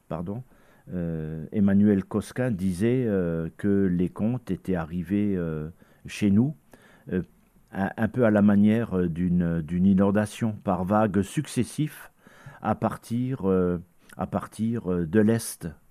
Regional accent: Lorraine, Grand Est, France; chez nous en Lorraine

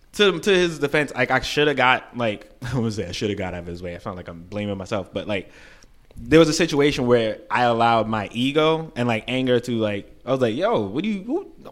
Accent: New York City, New York, United States; moved away as an adult; now in California, United States; I'm from Brooklyn. I host events back home. Moved to California

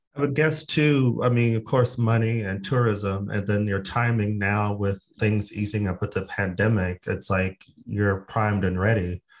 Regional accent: Phoenix, Arizona, United States; now in Sweden; I'm actually from Phoenix, Arizona

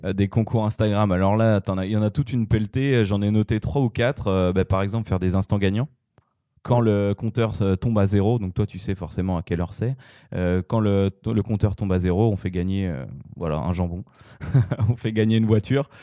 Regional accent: France; en tant que Français

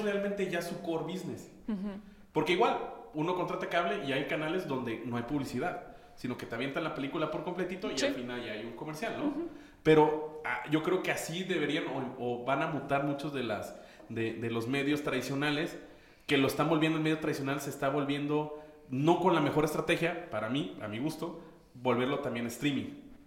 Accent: Mexico; somos muchos mexicanos

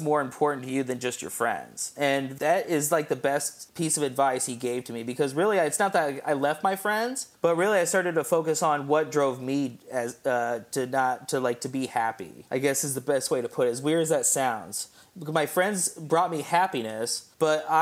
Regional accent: Indianapolis, Indiana, United States; also born or lived in Fortville, Indiana; I was born and raised in Broderpool, actually, right down the street from Broderpool High School

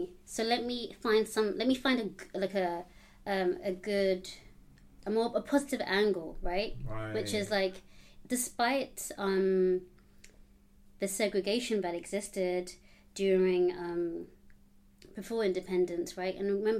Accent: London, United Kingdom; also born or lived in Uganda (Buganda, ancestry); growing up in London

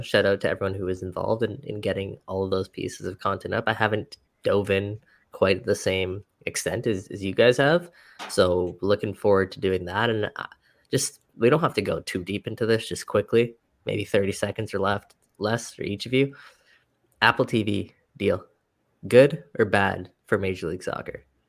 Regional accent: Richmond Hill, Ontario, Canada; I am from Richmond Hill

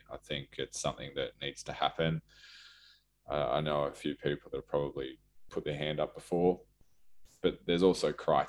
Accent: Cronulla, New South Wales, Australia; now in Newcastle, Australia; I live here now. I'm from Cronulla, but I consider this my home, obviously. My family's here.

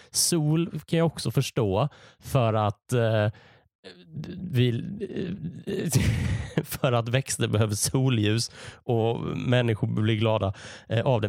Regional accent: Malmö, Skåne, Sweden; now in Gothenburg, Sweden; Jag är uppvuxen i Malmö. Numera bor jag i Göteborg.

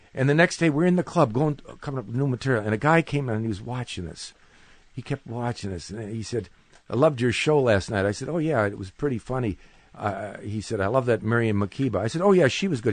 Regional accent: Cleveland, Ohio, United States; I'm from Cleveland, Ohio

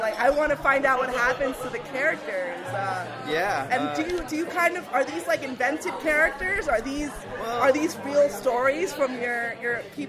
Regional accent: New York City, New York, United States; born or raised there

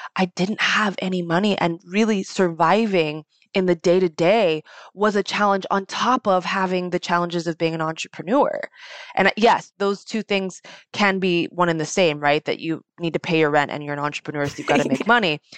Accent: United States; I was born in America

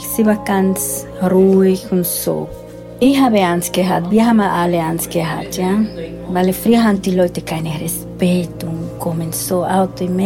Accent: Dominican Republic; German is a second language; also born or lived in Switzerland; now in Austria; Ich bin von der Dominikanischen Republik nach Schweiz gekommen und dann hier

